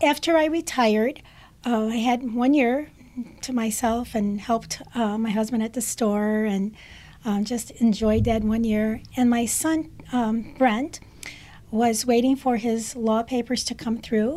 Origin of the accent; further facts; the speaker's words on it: Detroit, Michigan, United States; I'm an American-born Chaldean. Mm-hmm. My husband was born in Tilcap, as my parents were. I come from a family of 14 children and grew up in Detroit.